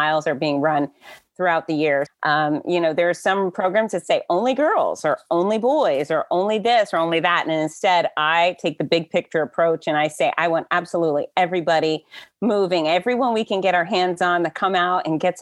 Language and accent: English; Florida, United States; I grew up here in Florida, so I'm I'm about 67% redneck.